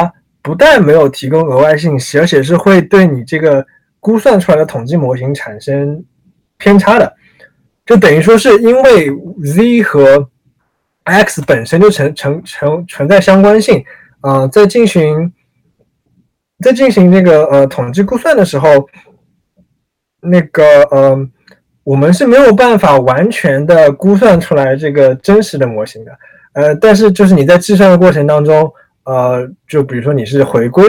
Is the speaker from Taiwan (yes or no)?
no; China; now in United States; 作为我们作为中国人，作为呃，可能有些人就是华裔美国人，我从从我们从我们的利益出发来看这个问题